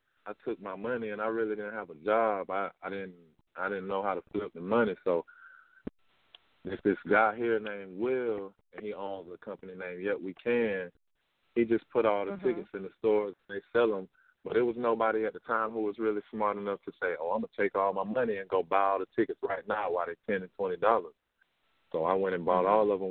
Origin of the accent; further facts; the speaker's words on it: Tallahassee, Florida, United States; I'm from Tallahassee